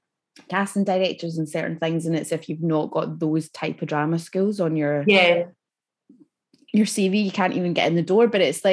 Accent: Scotland, United Kingdom; when you're a Scottish actor and you go down to a room in London and you speak

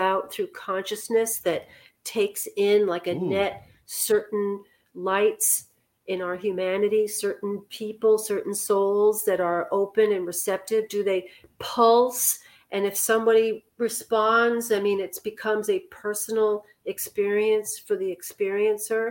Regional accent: New York City, New York, United States; I'm from Manhattan

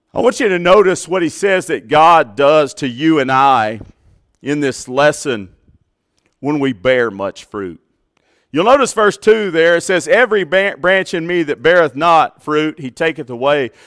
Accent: Plainview, Texas, United States; Growing up in Plainview, Texas

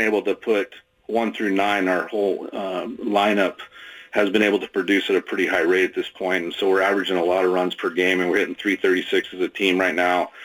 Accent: Oregon City, Oregon, United States; I grew up in Oregon City

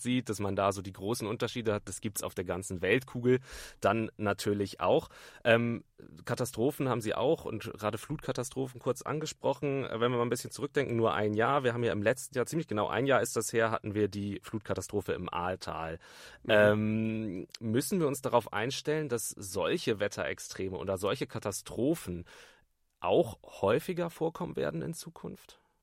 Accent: Bremen, Germany; moved away; ich komme ursprünglich aus Bremen

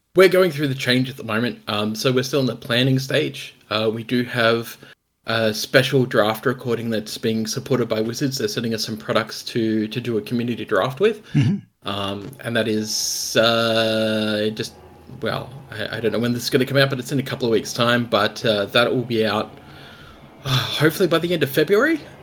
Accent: Australia; being an Australian, an Australian content creator

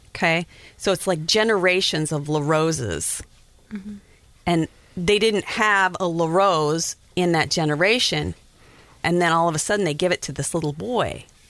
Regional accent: Wyoming, United States; I'm from Wyoming, so I had been around Native Americans for a long time

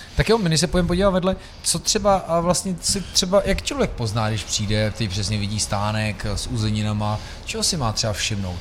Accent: Prague, Czechia; já jsem z Vršovic

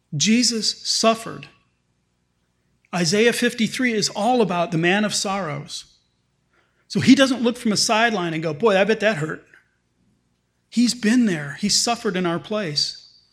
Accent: United States; as Western American middle class citizens

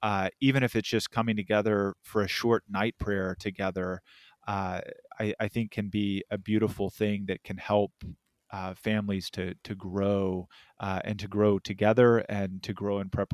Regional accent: Texas, United States; I grew up in Texas, Hispanic, and so pan dulce, tamales, and trimming the tree, essentially. So that Tex-Mex flair down there.

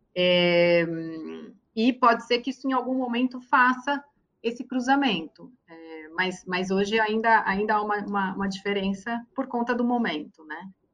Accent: Brazil; como brasileira

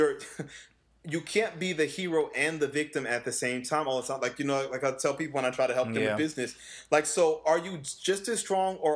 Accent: New Orleans, Louisiana, United States; I come from the South, you know, I was born and raised in New Orleans.

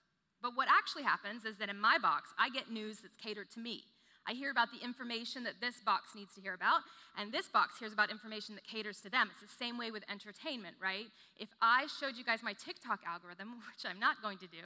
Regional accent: The Woodlands, Texas, United States; I grew up in the Woodlands, kind of small town

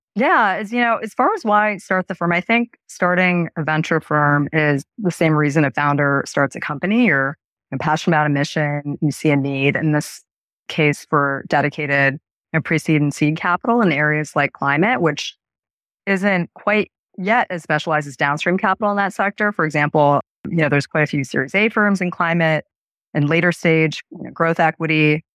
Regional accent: Erie, Pennsylvania, United States; also born or lived in Sri Lanka; my, my family and I emigrated from Sri Lanka at the start of that country civil war, and I grew up in Erie, Pennsylvania

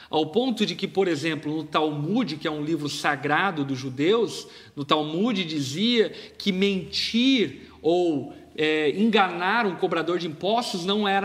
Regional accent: Brazil; nós, por exemplo, como brasileiros

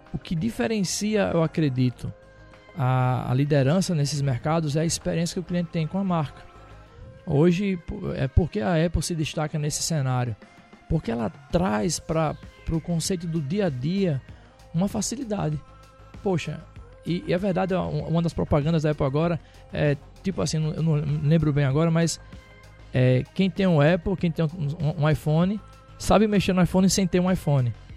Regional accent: Rio Grande do Norte, Brazil; 34 anos, sou potiguar

